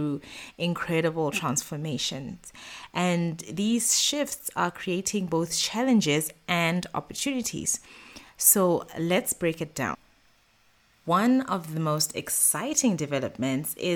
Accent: Botswana; moved away as an adult; now in Middle East; I've run businesses in the Middle East, where I've lived for the past 10 years, as well as in my home country, Botswana

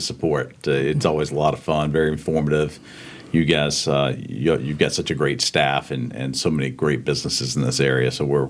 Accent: Charlotte, North Carolina, United States; Grew up in Charlotte. My father's from Charlotte, but both sides of family are from North Carolina. We moved around the Charlotte area a bit, but it's home for me.

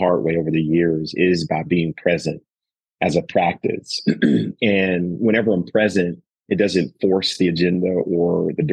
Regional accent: the South, Southern United States, United States; I'm from the South as well

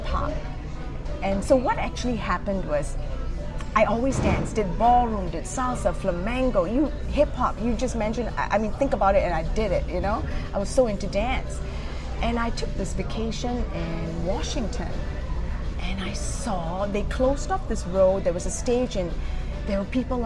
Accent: Singapore; moved away as an adult; also born or lived in East Lansing, Michigan; now in Muskegon, United States; I'm originally from Singapore

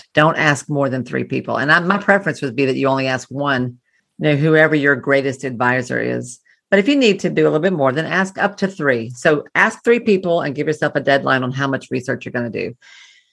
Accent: the South, Southern United States, United States; I'm a Southerner

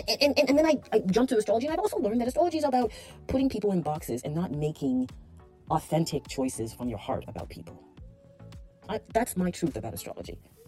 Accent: Toronto, Ontario, Canada; I remember growing up in Appleworth, Corporate Junior Public School. And a group of girls. Shout out to the Appleworth girls. I don't know where you are right now in Toronto, Canada.

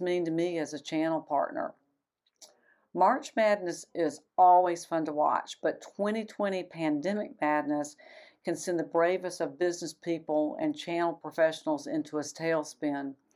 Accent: Atlanta, Georgia, United States; my hometown of Atlanta

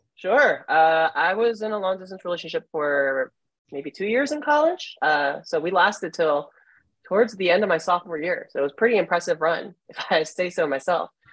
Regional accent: New Jersey, United States; now in Chicago, United States; I'm from Jersey.

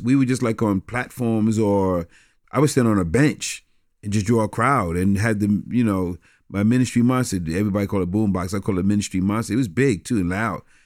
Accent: New York City, New York, United States; growing up in New York City

